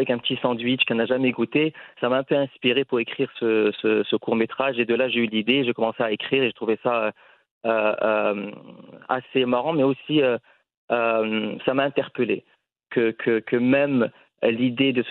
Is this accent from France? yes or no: no; Casablanca, Casablanca-Settat, Morocco; moved away as an adult; déjà, c'est un mot avec lequel on a tous grandi en tant que Marocain. Moi, j'ai grandi à Casablanca